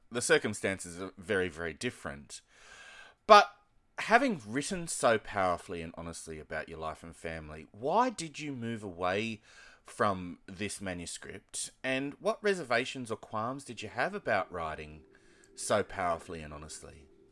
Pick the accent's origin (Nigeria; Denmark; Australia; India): Australia; Sydney, New South Wales; accent: Australian; I was born and grew up in Blacktown in Sydney's outer western suburbs